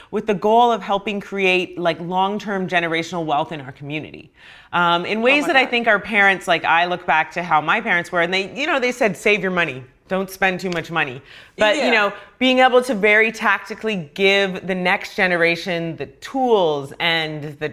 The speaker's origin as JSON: {"language": "English", "country": "Ghana", "moved": "yes", "said": "I'm actually from Ghana. My dad is there"}